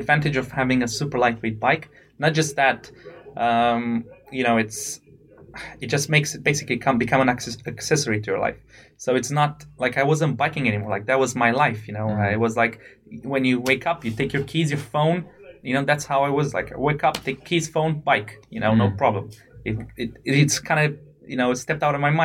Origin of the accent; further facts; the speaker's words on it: Romania; moved away as an adult; also born or lived in United Kingdom; I come from Romania